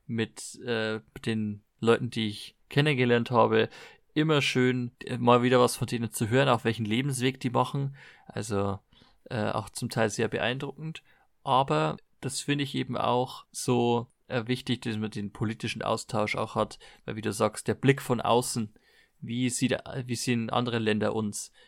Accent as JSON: {"language": "German", "country": "Germany", "said": "ich komme aus Deutschland"}